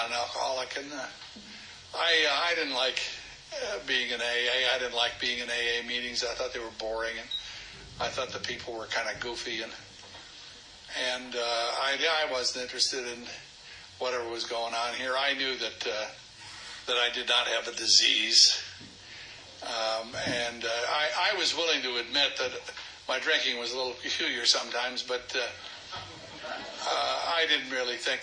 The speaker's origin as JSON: {"language": "English", "town": "Alderson", "region": "West Virginia", "country": "United States", "also_born_or_lived": "California", "said": "I am from Alderson West, by God, Virginia."}